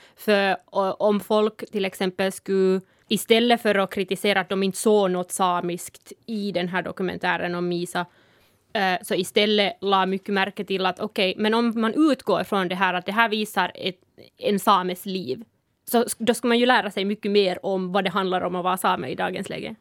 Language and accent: Swedish; Sápmi, Lapland, Finland; first language Northern Sami; Swedish is a second language; also born or lived in Helsinki; så jag är född i Sápmi. Nordsamiska är mitt modersmål och jag reser mellan Sápmi och Helsingfors hela tiden